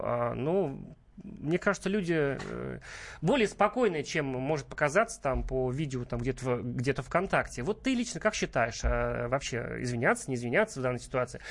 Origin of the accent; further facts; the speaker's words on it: Ufa, Bashkortostan, Russia; moved away; я из Башкирии родом, жил долго в Уфе